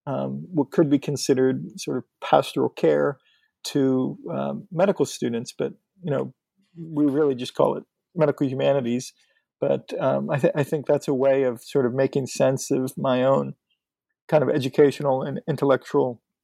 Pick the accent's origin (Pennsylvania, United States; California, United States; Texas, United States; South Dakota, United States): Pennsylvania, United States; I'm from Western Pennsylvania, north of Pittsburgh.